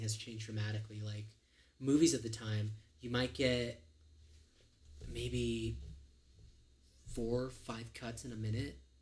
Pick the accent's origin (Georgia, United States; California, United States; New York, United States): California, United States; I grew up in California